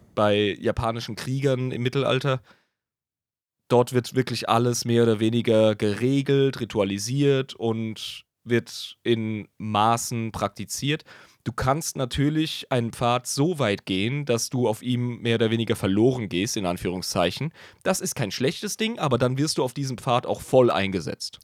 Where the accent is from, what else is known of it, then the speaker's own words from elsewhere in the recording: Germany; wir als Deutsche